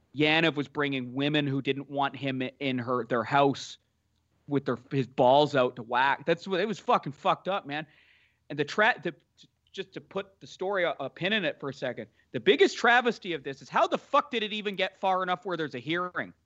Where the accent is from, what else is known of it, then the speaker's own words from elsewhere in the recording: Canada; also born or lived in Toronto; now in Vancouver, Canada; I'm Canadian